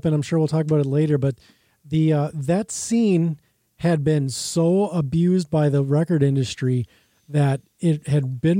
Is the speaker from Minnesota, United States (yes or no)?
yes; Burnsville, Minnesota, United States; Well, I was in Burnsville at the time. I grew up in Burnsville.